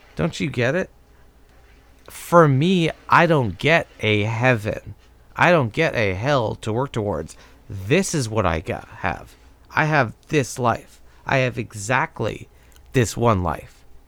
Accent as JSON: {"language": "English", "country": "United States", "tie": "born or raised there", "said": "growing up in America"}